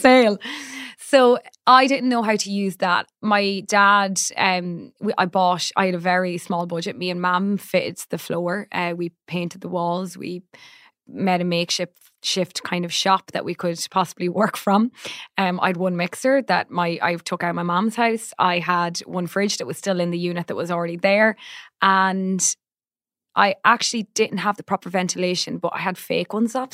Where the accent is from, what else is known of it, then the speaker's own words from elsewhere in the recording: Ireland; as an Irish person